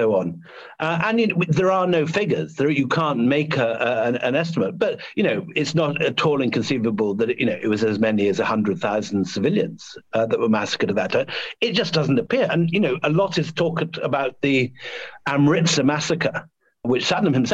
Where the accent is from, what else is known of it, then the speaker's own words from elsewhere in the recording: Scotland, United Kingdom; who was born in the same place as me, from the same family, and brought up in the same place in Scotland